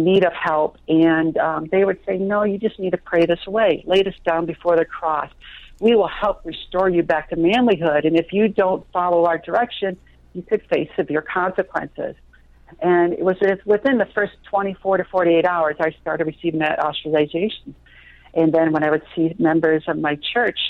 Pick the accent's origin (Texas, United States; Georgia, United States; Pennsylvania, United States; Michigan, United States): Michigan, United States; Traverse City; the church that I grew up in Traverse City